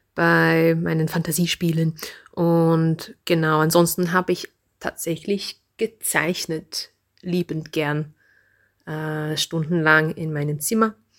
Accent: Reading, South East England, United Kingdom; German is a second language; now in Kirchdorf an der Krems, Austria; Ich bin geboren in England, in einer Industriestadt, ähnlich wie Linz. Ähm, die heißt Reading.

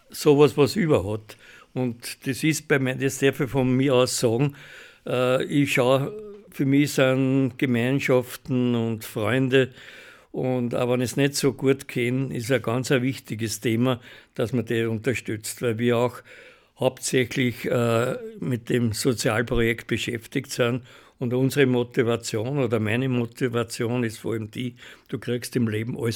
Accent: Hollabrunn, Lower Austria, Austria; ich bin ein Urhollerbrunner, wenn du so nimmst, jetzt nicht mehr in Hollerbrunn wohnhaft, aber ich bin in Hollerbrunn aufgewachsen

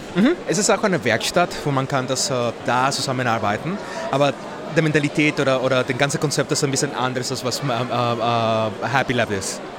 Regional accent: Mexico; German is a second language; moved away as an adult; now in Vienna, Austria; ich komme aus Mexiko. Ich habe seit zwölf Jahren nach Wien äh, gekommen

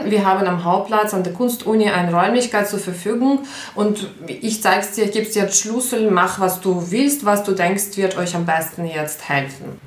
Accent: Ukraine; German is a second language; moved away as an adult; now in Linz, Austria; ich komme ursprünglich aus der Ukraine, bin seit 13 Jahren in, in Linz in Österreich

